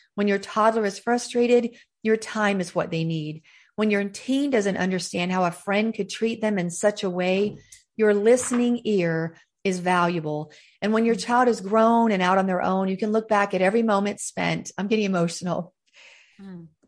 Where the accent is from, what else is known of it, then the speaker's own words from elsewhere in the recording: the South, United States; I was raised in the South.